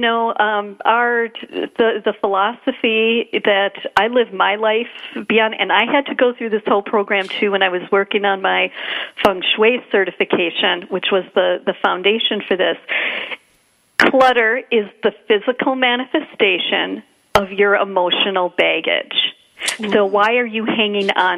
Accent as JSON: {"language": "English", "region": "Wisconsin", "country": "United States", "said": "I'm from Wisconsin"}